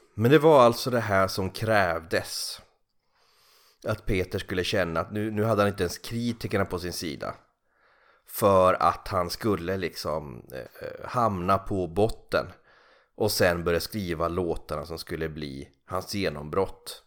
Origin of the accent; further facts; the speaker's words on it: Kalix, Norrbotten County, Sweden; moved away as an adult; also born or lived in Norrköping; när jag flyttade från Kalix ner till Norrköping vid 18 eller 19 års ålder